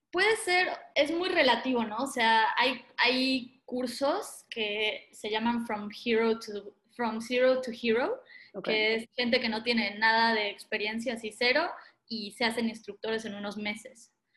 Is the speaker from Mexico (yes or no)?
yes; Playa del Carmen, Quintana Roo, Mexico; also born or lived in Argentina; yo me crié en Playa del Carmen, Quintana Roo, en México